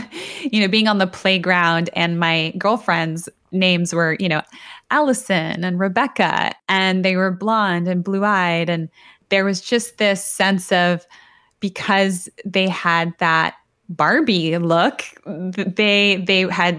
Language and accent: English; Toronto, Ontario, Canada; also born or lived in Buenos Aires, Argentina; So I was born in Buenos Aires in Argentina. And when I was 2 years old, my family immigrated to Toronto, Canada.